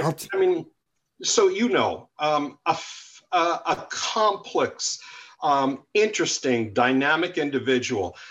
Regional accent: New York City, New York, United States; I grew up in New York as a kid

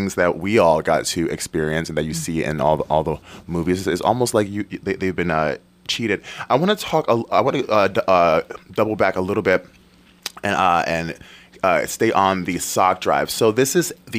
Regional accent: Detroit, Michigan, United States; I grew up in Detroit, Michigan. We were very poor. And it's very cold there.

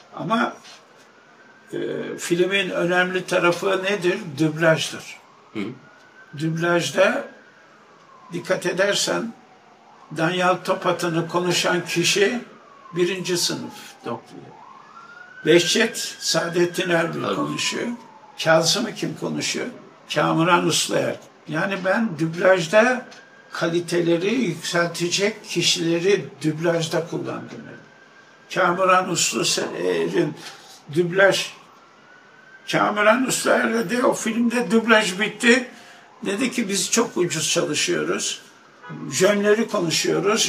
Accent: Istanbul, Turkey; 1 Şubat 1932'de Arnavutköy'de doğmuşum.

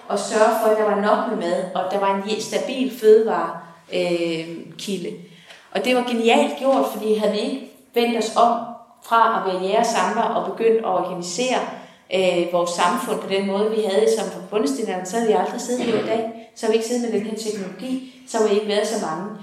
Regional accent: Horsens, Central Denmark Region, Denmark; hvor jeg kommer fra på Horsens egen

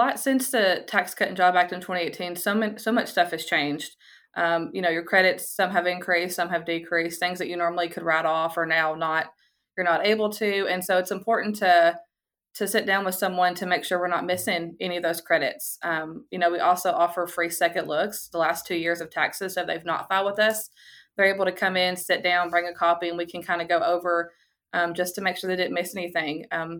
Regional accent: Portland, United States; Yeah, so all my family, we're all from Portland. We're all from here. My siblings live in Portland and my mom and dad are all from here.

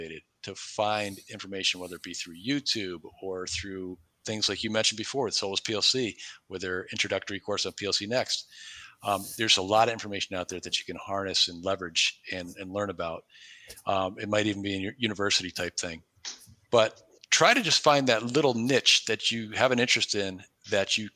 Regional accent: New York, United States; moved away as an adult; now in Cleveland, United States; I live in Cleveland. I've been here 20 plus years, but way predating that, when I grew up in New York State

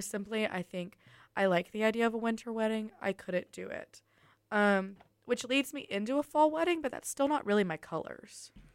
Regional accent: Tuscaloosa, Alabama, United States; we're from Tuscaloosa

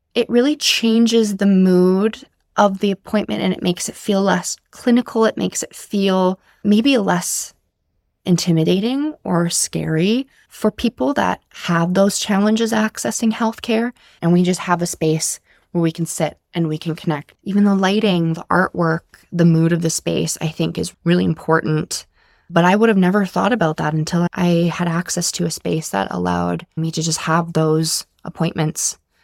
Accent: Whitehorse, Yukon, Canada; now in Comox Valley, Canada; I'm born and raised in Whitehorse, Yukon

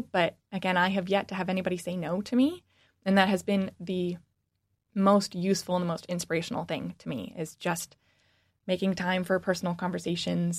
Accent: Washington, United States; born or raised there; moved away as an adult; now in Michigan, United States

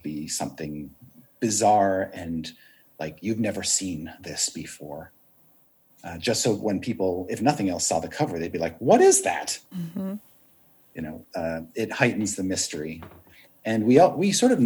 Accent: Canada; moved away; growing up in Canada

